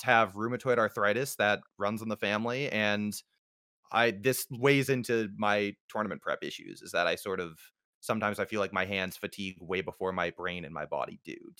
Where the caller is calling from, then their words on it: Maine, United States; I'm calling in from Maine